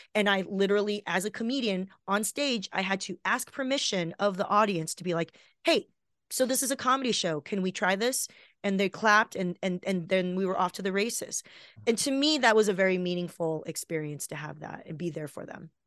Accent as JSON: {"language": "English", "country": "Taiwan", "moved": "yes", "lives_now": "Los Angeles, United States", "said": "I'm from Taiwan"}